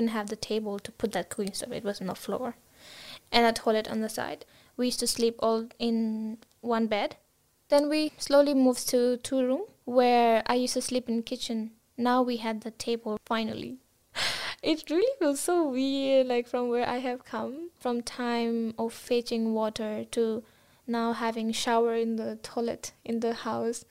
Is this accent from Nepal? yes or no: yes; Gorkha, Gandaki Province, Nepal; moved away as an adult; also born or lived in Kathmandu, Nepal; now in Brisbane, Australia; I grew up in Gorkha. It falls under the mountains, right? I grew up in a village.